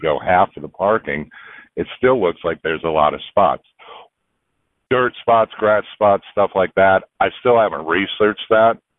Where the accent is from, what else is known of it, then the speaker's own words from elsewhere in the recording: Houston, Texas, United States; I'm from Houston, Texas